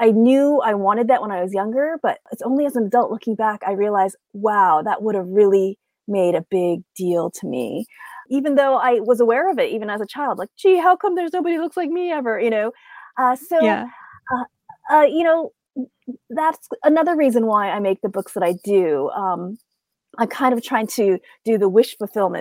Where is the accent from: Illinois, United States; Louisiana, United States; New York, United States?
New York, United States; upstate; I grew up in upstate New York, where we were one of the very, very few marginalized families in the area